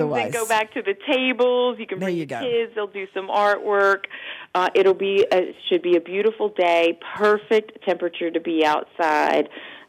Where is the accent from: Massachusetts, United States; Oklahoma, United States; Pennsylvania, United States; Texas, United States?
Oklahoma, United States; moved away; I grew up in Oklahoma